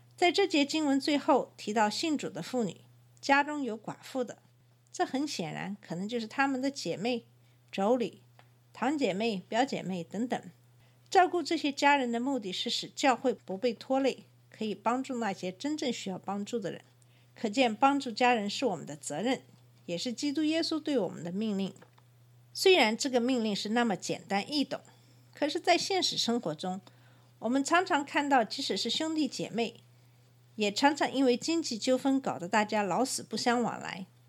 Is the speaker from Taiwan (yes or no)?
no; China; now in United States; 我们中国人在奉献方面不是非常地自然